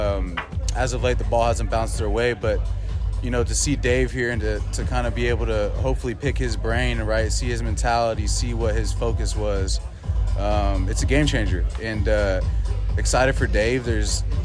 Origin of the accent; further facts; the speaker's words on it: Bay Area, California, United States; Growing up in the Bay Area, super sports orientated location